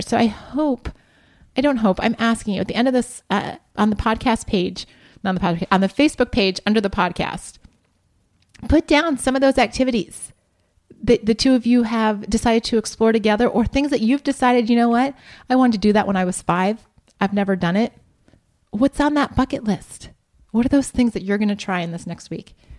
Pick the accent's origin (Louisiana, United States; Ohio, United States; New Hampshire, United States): Ohio, United States; Columbus; I grew up in Columbus, Ohio